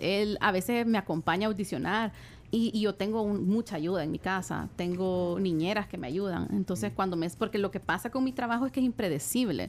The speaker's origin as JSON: {"language": "Spanish", "country": "El Salvador", "said": "somos dos salvadoreñas"}